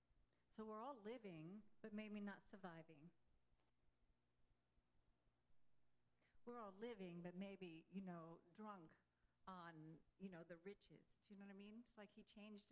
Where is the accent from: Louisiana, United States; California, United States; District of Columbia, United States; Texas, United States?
Texas, United States; Houston; we're both from Houston